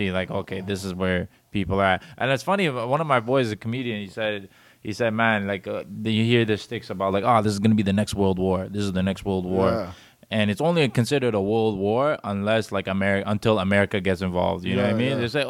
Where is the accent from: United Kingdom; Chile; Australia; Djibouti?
Djibouti; I said, I'm from Djibouti.